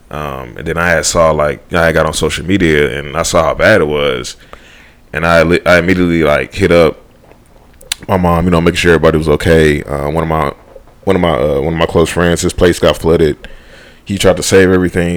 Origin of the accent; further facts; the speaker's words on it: Houston, Texas, United States; moved away; I am from Houston